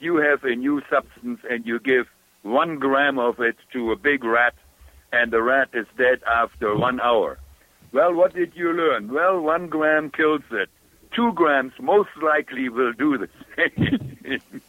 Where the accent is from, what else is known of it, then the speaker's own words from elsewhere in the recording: Germany; accent: German; English is a second language; moved away; my German accent